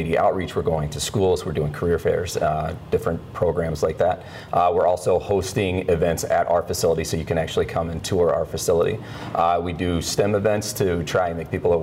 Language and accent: English; Kansas City, Missouri, United States; moved away; I was originally from Kansas City, Missouri. So I went to UMKC for 2 years